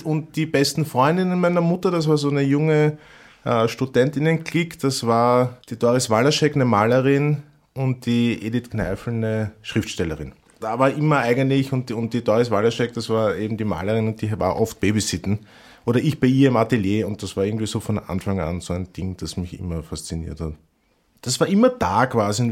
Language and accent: German; Vienna, Austria; als Wiener